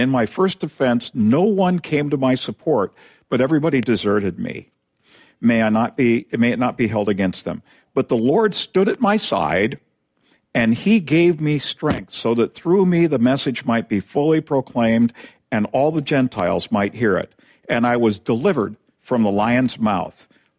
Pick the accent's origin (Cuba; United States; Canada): United States; Tacoma, Washington; I have friends where I grew up in University Place in Tacoma.